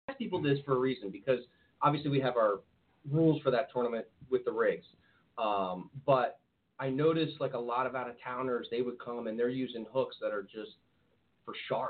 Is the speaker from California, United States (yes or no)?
no; New Jersey, United States; now in South Florida, United States; I'm from New Jersey